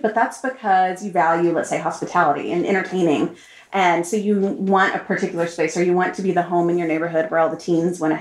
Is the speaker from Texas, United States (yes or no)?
yes; Austin, Texas, United States; moved away as an adult; also born or lived in Turkey; I grew up in Austin